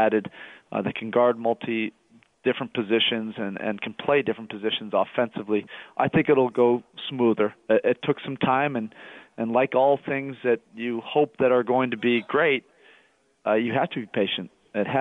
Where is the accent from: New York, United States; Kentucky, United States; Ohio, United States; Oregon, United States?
Oregon, United States; growing up in Oregon